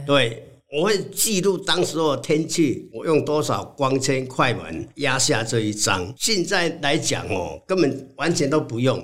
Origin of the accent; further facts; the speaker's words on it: Chianan Plain, Taiwan; 出生在嘉南平原，一个完全看不到山的地方